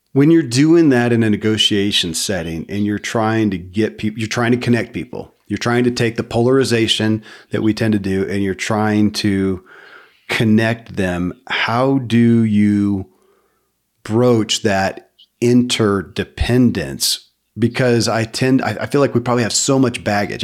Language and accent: English; Kentucky, United States; born or raised there